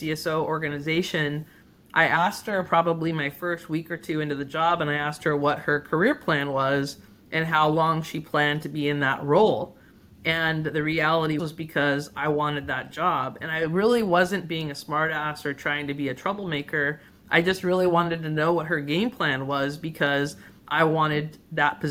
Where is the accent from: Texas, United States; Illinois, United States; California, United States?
California, United States; San Gabriel Valley, Southern; I grew up in the San Gabriel Valley in Southern California